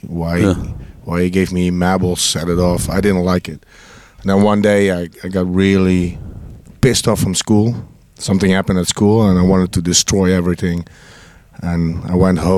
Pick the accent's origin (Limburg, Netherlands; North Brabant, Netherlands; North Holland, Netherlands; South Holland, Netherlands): North Brabant, Netherlands; Brabant. I'm from Brabant. We're all born in villages.